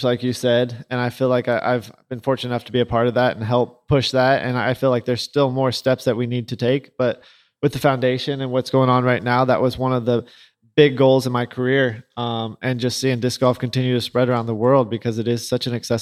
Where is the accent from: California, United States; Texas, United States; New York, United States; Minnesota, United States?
California, United States; Huntington Beach; I grew up in Huntington Beach, California.